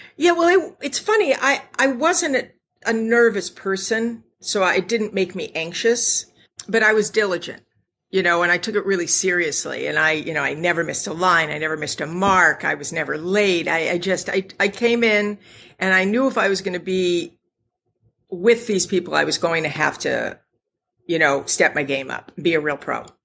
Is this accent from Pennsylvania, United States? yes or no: yes; Scranton, Pennsylvania, United States; I'm from Scranton, Pennsylvania